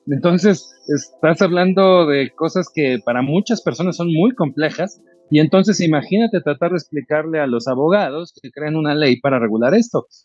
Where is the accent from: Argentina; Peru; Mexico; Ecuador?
Mexico; soy mexicano, pero a lo mejor mi wallet está en Singapur.